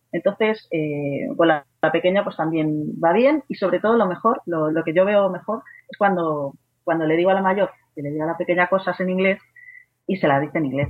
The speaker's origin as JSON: {"language": "Spanish", "town": "Madrid", "region": "Community of Madrid", "country": "Spain", "said": "soy de Madrid"}